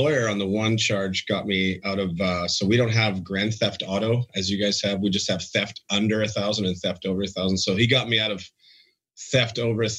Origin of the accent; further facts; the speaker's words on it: Provost, Alberta, Canada; I was born in Provost, Alberta, which is about maybe 900 people.